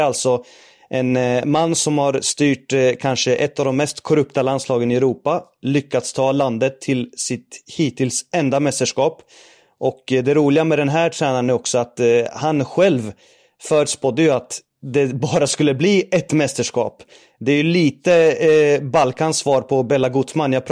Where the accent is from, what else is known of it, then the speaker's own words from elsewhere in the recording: Norrköping, Östergötland, Sweden; Eh, man brukar säga att man hör på min dialekt att jag är från Norrköping